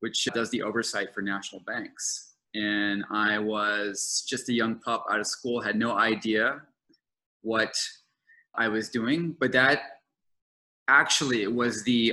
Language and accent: English; New Orleans, Louisiana, United States; I am currently in my hometown of New Orleans, riding out this pandemic